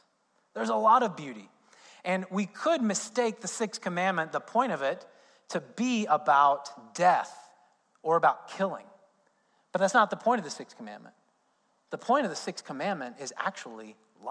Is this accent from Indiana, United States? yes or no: yes; Indiana, United States; moved away; I'm from Indiana, so basketball is a big thing in Indiana. I grew up as an IU fan